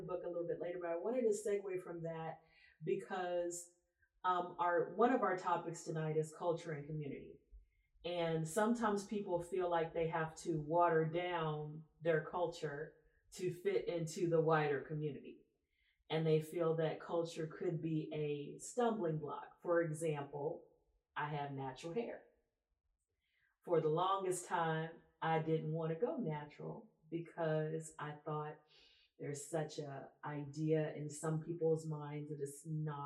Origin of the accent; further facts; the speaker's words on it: Texas, United States; also born or lived in Louisiana; I grew up in Texas, but I also grew up in Louisiana